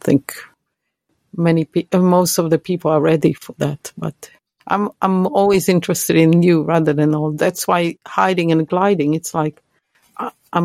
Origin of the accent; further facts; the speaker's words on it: Israel; English is a second language; moved away; when I go there, of course I speak Hebrew